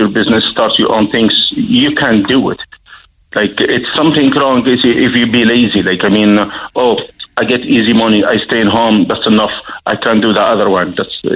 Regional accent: Tunisia; now in Ireland; I love my country, Tunisia

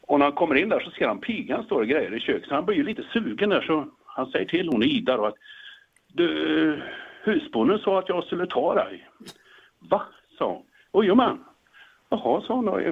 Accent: Västergötland, Västra Götaland, Sweden; jag är ju från Västergötland

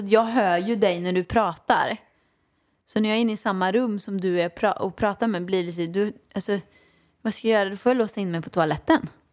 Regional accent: Åmål, Västra Götaland, Sweden; Jag växte upp i Åmål med min mamma och pappa, ja.

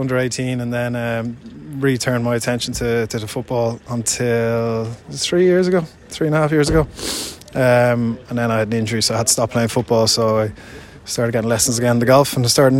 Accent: Enniscrone, Connacht, Ireland; I was a young boy then, but yeah, I mean, growing up in Enniscrone

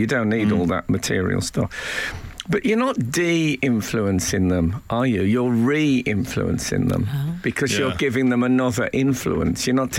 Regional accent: West Midlands, United Kingdom; when I was growing up in the West Midlands

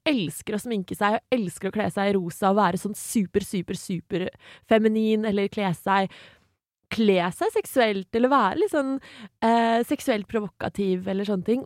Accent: Asker, Akershus, Norway; Jeg kommer fra Asker

